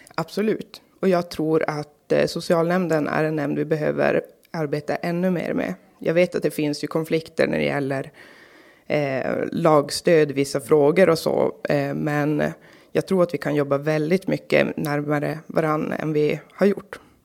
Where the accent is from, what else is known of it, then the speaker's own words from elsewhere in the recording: Karlsborg, Norrbotten County, Sweden; also born or lived in Kalix; Jag är född i Kalix. Jag bor, eller är uppvuxen i Karlsborg. Eh, bor nu i Kalix på nytt